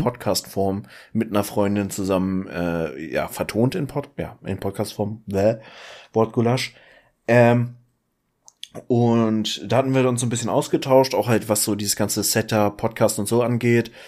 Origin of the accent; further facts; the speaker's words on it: Schleswig-Holstein, Germany; entgegen aller Erwartungen, wenn man sich meine sonstige Familie anguckt, bin ich in Schleswig-Holstein geboren